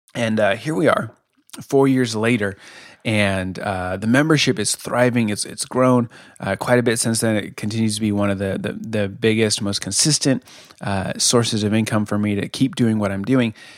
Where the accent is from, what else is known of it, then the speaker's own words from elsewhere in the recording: Colorado, United States; moved away as an adult; now in Kansas City, United States; I'm from Colorado originally